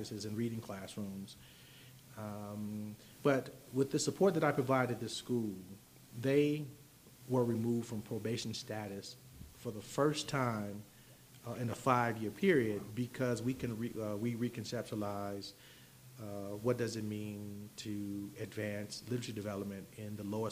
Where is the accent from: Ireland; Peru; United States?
United States; Chicago, Illinois; I was born in Chicago in an urban area